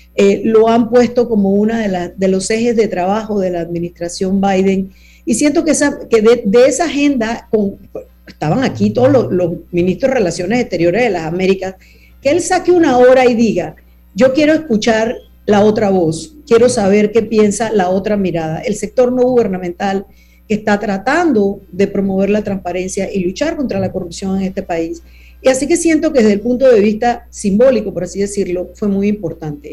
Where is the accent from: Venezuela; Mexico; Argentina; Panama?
Panama